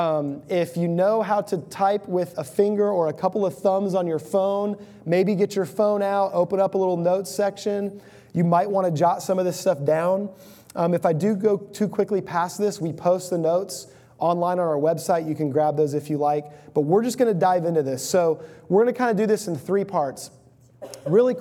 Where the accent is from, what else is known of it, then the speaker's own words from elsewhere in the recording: Houston, Texas, United States; I grew up in the Houston area of Texas